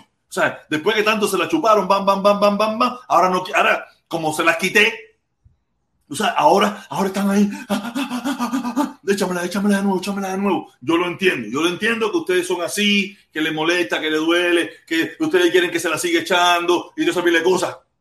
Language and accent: Spanish; Pinar del Río, Cuba; moved away; yo soy pinareño